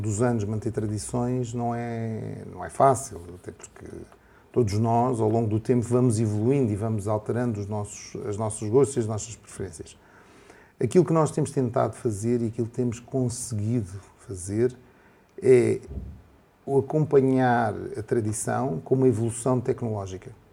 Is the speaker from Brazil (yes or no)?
no; Portugal; como português